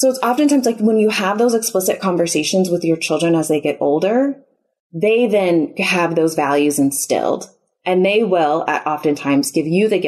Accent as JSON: {"language": "English", "town": "Chicago", "region": "Illinois", "country": "United States", "moved": "as an adult", "lives_now": "Houston, United States", "said": "we're originally from the Chicago area"}